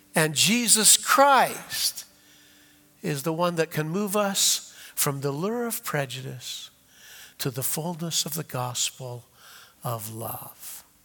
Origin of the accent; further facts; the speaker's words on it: the North, United States; I grew up in the North. I'm a Yankee. My high school had about 35-40% African American.